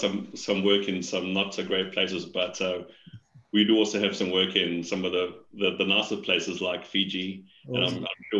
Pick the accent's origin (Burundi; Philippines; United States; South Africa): South Africa; accent: South African; moved away as an adult; now in Australia; So, Paul, as you mentioned, I'm a South African, having recently come to Australia. Well, that doesn't sound too recent now. It's 4 years ago. I'm told I've lost most of my South African accent